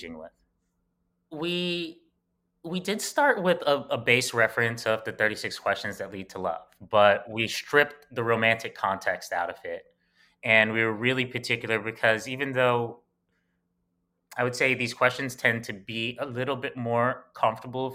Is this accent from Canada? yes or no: no; New York City, New York, United States; we grew up in Bed-Stuy, Brooklyn